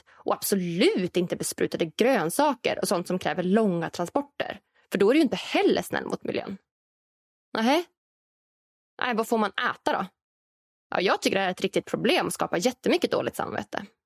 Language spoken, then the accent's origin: Swedish; Norrland, Sweden; än så länge så finns den här framtidsprodukten självklart främst i framtidslandet Norrland där jag kommer ifrån.